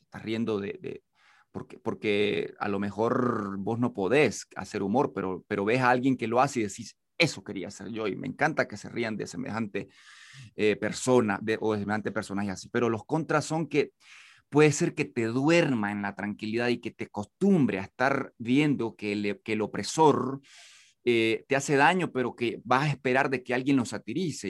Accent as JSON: {"language": "Spanish", "country": "Nicaragua", "tie": "born or raised there", "said": "nací en Huigulí, el y era zona de guerra en los 80 y nací justamente en 1979, entonces estuve cerca de las balas como un niño"}